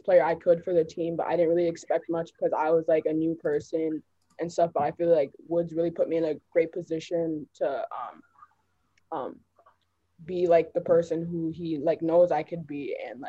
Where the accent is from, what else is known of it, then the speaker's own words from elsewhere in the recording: Minnetonka, Minnesota, United States; And I was like, I came from Minnetonka.